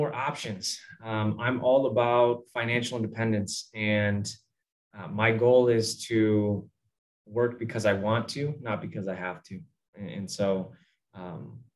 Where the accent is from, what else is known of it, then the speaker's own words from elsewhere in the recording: Northwest Indiana, United States; I grew up in Northwest Indiana